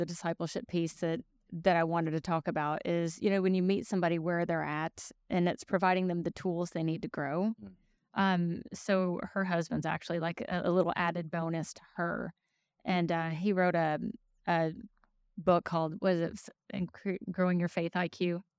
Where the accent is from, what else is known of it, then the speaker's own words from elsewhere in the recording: Tennessee, United States; also born or lived in Chicago; I was born in Chicago, but I was raised here in Middle Tennessee.